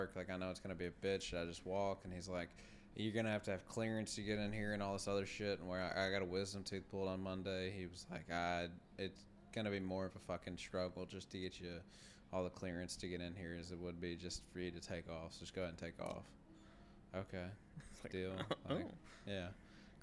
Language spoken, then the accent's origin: English; Kentucky, United States; also born or lived in Louisville, Kentucky / Elizabethtown, Kentucky / Bardstown, Kentucky; we're all from Kentucky or the area.